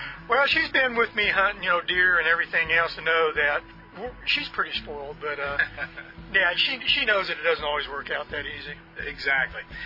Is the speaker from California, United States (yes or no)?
yes; Northern California, United States; I was born and raised in Northern California